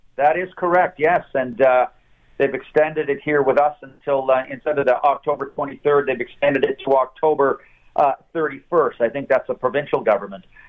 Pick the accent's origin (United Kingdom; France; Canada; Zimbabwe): Canada; Halifax, Nova Scotia; moved away as an adult; also born or lived in Glace Bay, Nova Scotia; now in Toronto, Canada; I've been in Toronto for 42 years, but I was born in Glace Bay and raised in Halifax